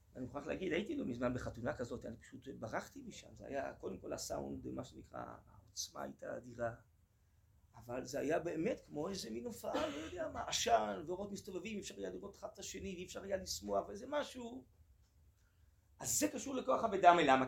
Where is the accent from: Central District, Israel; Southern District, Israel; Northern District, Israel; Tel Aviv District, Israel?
Tel Aviv District, Israel; Tel Aviv; אני אה, גדלתי אה, בתל אביב